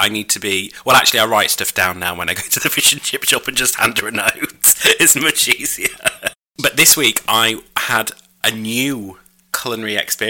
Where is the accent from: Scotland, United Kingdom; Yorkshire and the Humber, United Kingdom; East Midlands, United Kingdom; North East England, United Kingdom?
Yorkshire and the Humber, United Kingdom; York; I went past through York on the train. I didn't get off on my hometown. I mean, I love where I'm from, and I'm proud of it